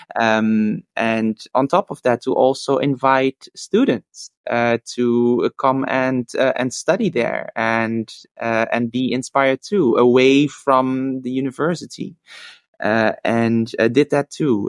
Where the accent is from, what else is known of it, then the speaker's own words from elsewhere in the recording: Netherlands; also born or lived in Australia; I came back eventually to the Netherlands because I felt that my my heart was in Europe